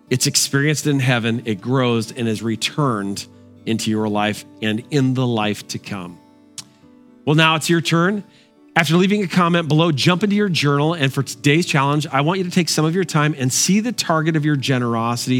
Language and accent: English; Bristol, Connecticut, United States; my hometown, Bristol, Connecticut